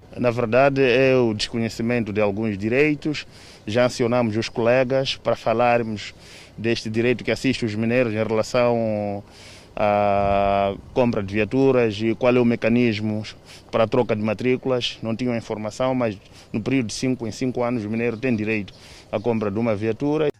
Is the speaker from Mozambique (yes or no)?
yes; Mozambique; Nós, como moçambicanos